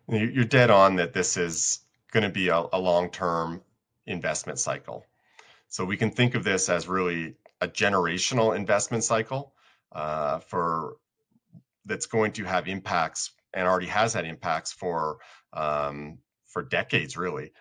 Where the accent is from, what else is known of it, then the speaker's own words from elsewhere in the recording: Colorado, United States; I'm from Colorado